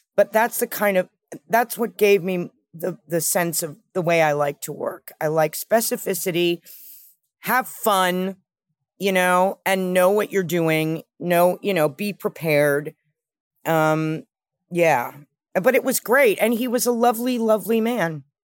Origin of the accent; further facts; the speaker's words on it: New York City, New York, United States; I grew up with my mother in New York